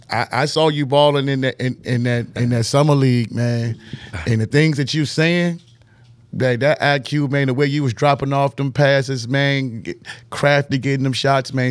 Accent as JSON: {"language": "English", "town": "Richmond", "region": "Virginia", "country": "United States", "tie": "born or raised there", "said": "my hometown, Northside, Highland Park, Barton Heights"}